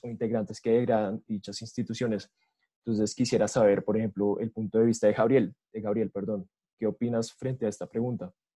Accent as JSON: {"language": "Spanish", "country": "Colombia"}